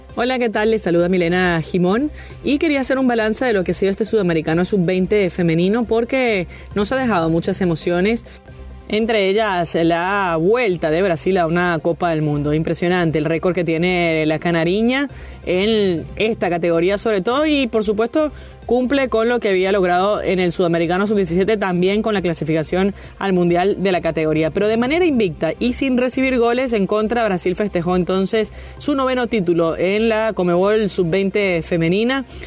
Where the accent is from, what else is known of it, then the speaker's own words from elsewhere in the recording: Venezuela; para mí, como venezolana